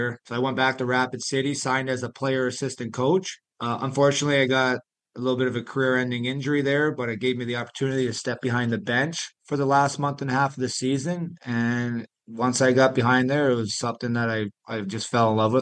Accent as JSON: {"language": "English", "town": "Dunnville", "region": "Ontario", "country": "Canada", "tie": "born or raised there", "also_born_or_lived": "Thorold", "moved": "as an adult", "lives_now": "Aston, United States", "said": "growing up in Canada"}